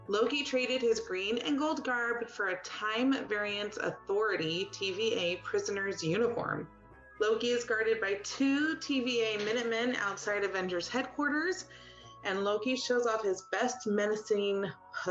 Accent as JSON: {"language": "English", "country": "Spain", "tie": "born or raised there", "moved": "yes", "said": "I was born in Spain"}